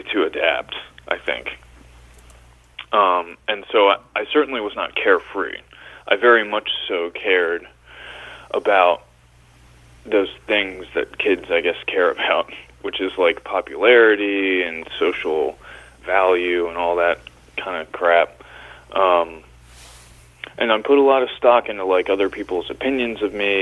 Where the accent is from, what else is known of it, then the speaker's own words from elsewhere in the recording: Hershey, Pennsylvania, United States; also born or lived in Little Rock, Arkansas; Pretty early on in my life, we moved up to Hershey, Pennsylvania, and that was really where I grew up. I've pretty much spent my whole life in Pennsylvania